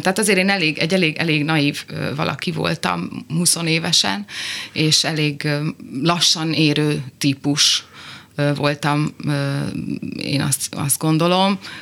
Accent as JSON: {"language": "Hungarian", "town": "Zalaegerszeg", "region": "Zala", "country": "Hungary", "tie": "born or raised there", "said": "Igen, én ott nőttem föl"}